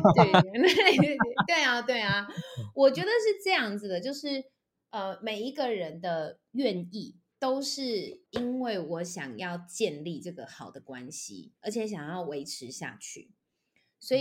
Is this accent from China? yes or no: no; Taichung, Taiwan; moved away as an adult; now in Taipei, Taiwan; 因为我是台中人，然后我后来台北我是因为到了台北来念大学，我就一直都在台北发展